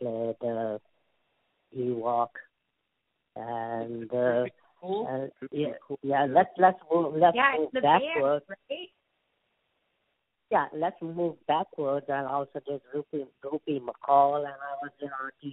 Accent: India; accent: Indian; Even though I'm an Indian

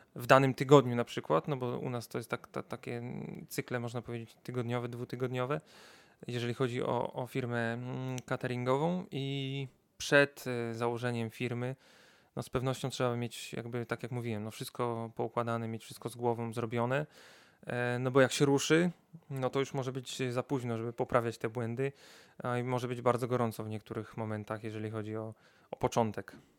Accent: Wrocław, Lower Silesian Voivodeship, Poland; jestem z Wrocławia od zawsze

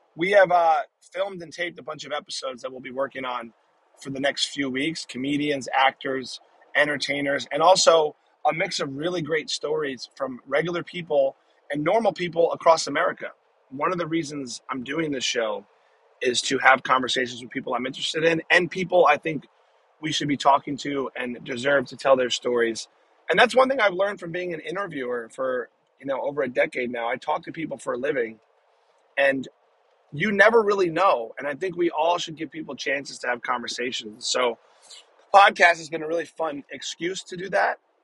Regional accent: New Jersey, United States; moved away; my home state of New Jersey

